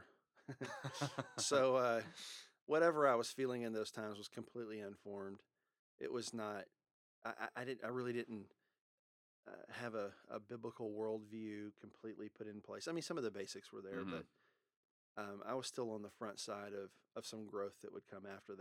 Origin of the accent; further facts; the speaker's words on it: Louisiana, United States; also born or lived in Texas; now in Louisville, United States; I was born in Louisiana, spent most of my growing up years in Louisiana, but I also spent part of it in Texas, in the Metroplex area